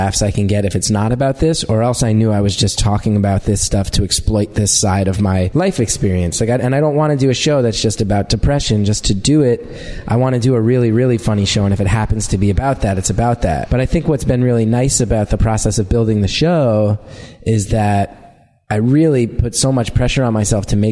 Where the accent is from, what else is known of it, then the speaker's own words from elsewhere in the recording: New York, United States; being a New Yorker